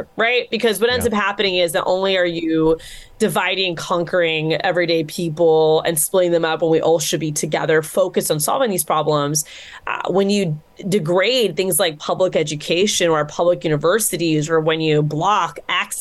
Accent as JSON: {"language": "English", "region": "Florida", "country": "United States", "said": "my home state"}